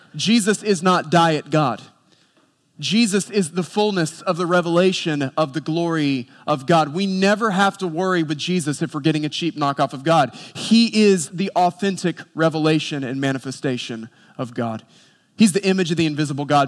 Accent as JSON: {"language": "English", "town": "Boone", "region": "North Carolina", "country": "United States", "tie": "born or raised there", "said": "I grew up in Boone, North Carolina"}